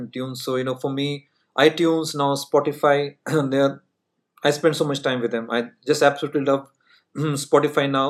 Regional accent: Punjab, India; first language Punjabi; English is a second language; moved away as an adult; also born or lived in Bangalore, India / New York, United States; I came from Punjab where I used to speak only Punjabi, right? I'm like from heartland

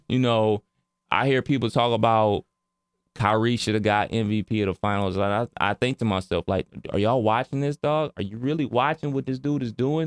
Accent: Cleveland, Ohio, United States; my hometown of Cleveland, Ohio

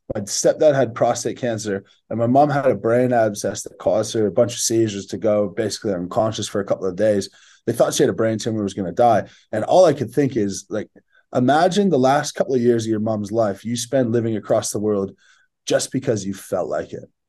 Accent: Barrie, Ontario, Canada; moved away as an adult; also born or lived in Sydney, Australia; living in my hometown

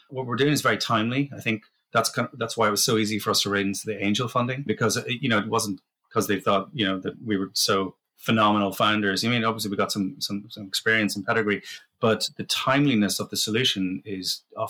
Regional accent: Sandakan, Sabah, Malaysia; I was born in Borneo in Malaysia. And we lived in a place called Sandakan, which is kind of the on the east coast there. And it's kind of jungle near.

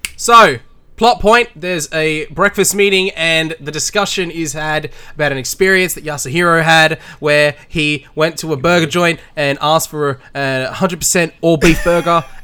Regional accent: Australia; as an Australian

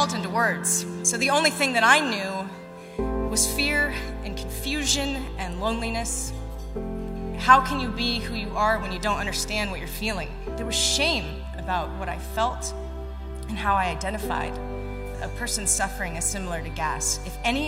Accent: Raleigh, North Carolina, United States; I grew up a tomboy in Raleigh, North Carolina

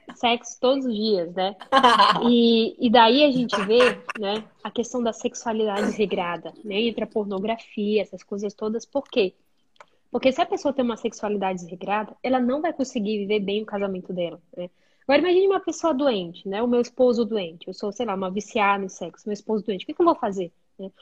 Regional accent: Benjamin Constant, Amazonas, Brazil; moved away as an adult; also born or lived in Manaus, Brazil; now in Germany; sou do interior do Amazonas, uma cidade bem pequenininha chamada Benjamin

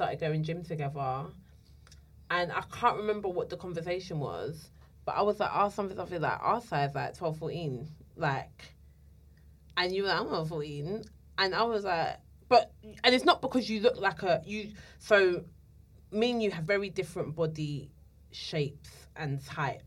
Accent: London, United Kingdom; I'm from Islington

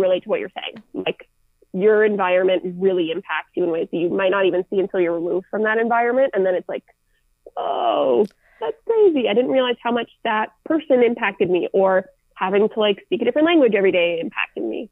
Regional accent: Minneapolis, Minnesota, United States; I didn't choose to grow up in the Twin Cities in Minnesota.

